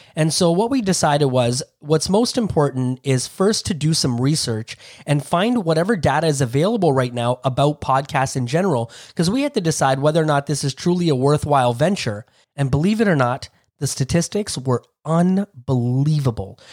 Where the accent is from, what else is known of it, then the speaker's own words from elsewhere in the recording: Toronto, Ontario, Canada; I grew up in Toronto, Ontario